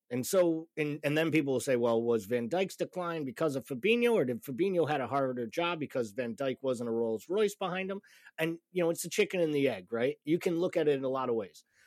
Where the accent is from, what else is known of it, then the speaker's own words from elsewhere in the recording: Massachusetts, United States; I'm from Massachusetts